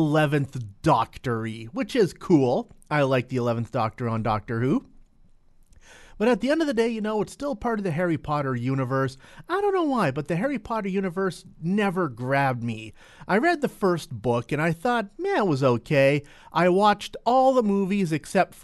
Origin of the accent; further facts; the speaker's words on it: Entwistle, Alberta, Canada; my hometown of Entwistle, Alberta.